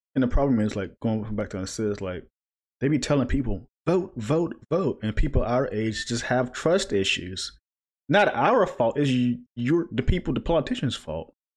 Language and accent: English; a small town in the South, United States; moved away; came from a smaller town, so a lot of rednecks and stuff, so not surprised there in the South